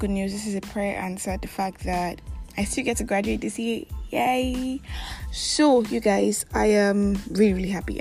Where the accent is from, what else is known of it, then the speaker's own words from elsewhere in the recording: Nigeria; I'm that Nigerian Christian alcoholic